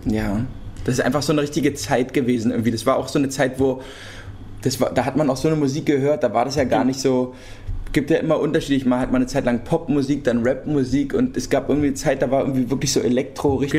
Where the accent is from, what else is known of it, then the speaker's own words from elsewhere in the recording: Berlin, Germany; wir sind ja Berliner und in, also Berlin geboren und Berlin aufgewachsen